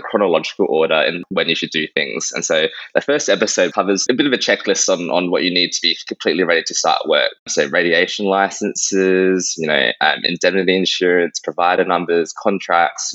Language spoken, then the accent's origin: English; Adelaide, South Australia, Australia; moved away as an adult; also born or lived in Victoria; now in Sunshine Coast, Australia; I'm originally from Adelaide, and now I'm working in Queensland